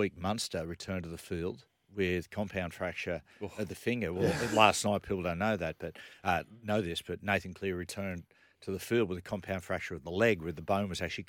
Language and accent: English; Newcastle, New South Wales, Australia; now in Collaroy, Australia; I'm from Newcastle.